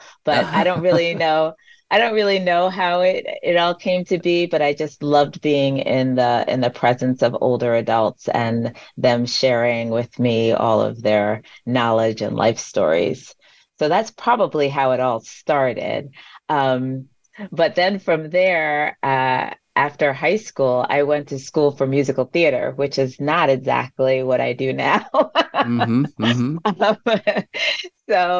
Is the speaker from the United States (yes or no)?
yes; Long Island, New York, United States; I was born and raised on Long Island.